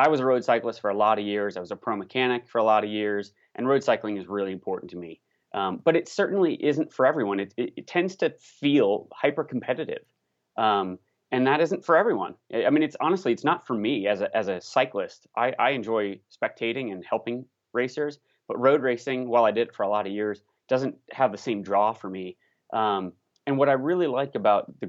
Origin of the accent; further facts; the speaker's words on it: Indiana, United States; now in Colorado, United States; I'm originally from the Midwest, so disclaimer, I'm from Indiana and I love the Midwest. I've lived in Colorado for some time now